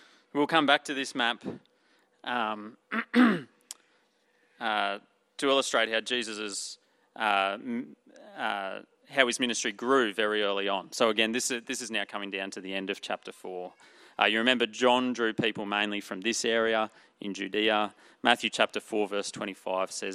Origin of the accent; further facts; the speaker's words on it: Emerald, Queensland, Australia; I'm from Emerald in central Queensland